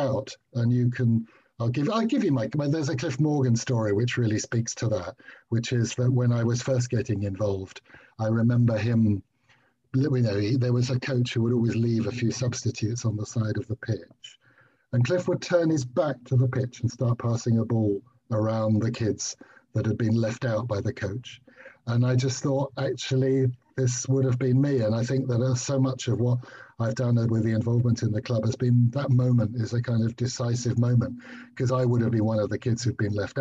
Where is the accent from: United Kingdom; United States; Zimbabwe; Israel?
United Kingdom; London; also born or lived in Dar es Salaam, Tanzania / Christ's Hospital boarding school; when I grew up, until age 11, I was in Winchmore Hill, although they were actually 2 years as a tot in Dar es Salaam.